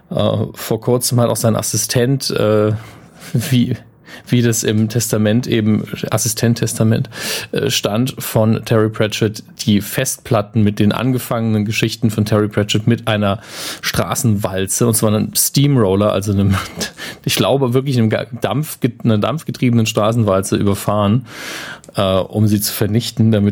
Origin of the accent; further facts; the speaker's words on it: United Kingdom; Ich war nicht sarkastisch, ich fand das schön. Ich bin Brite.